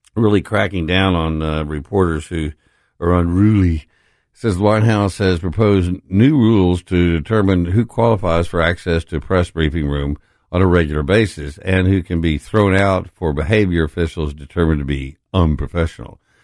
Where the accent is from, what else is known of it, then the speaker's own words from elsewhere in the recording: Texas, United States; now in Memphis, United States; I'm from Texas.